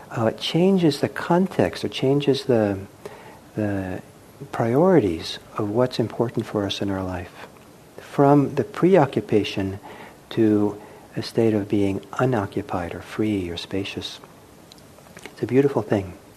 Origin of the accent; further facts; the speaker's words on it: United States; first language English; growing up in the United States speaking English